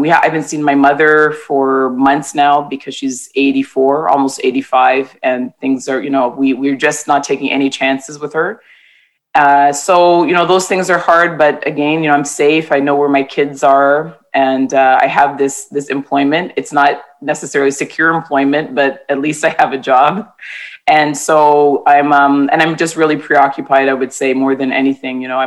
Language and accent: English; Toronto, Ontario, Canada; I was born and raised in Toronto, T-Dot, I guess people call it now, or the Six, and my family comes from the Caribbean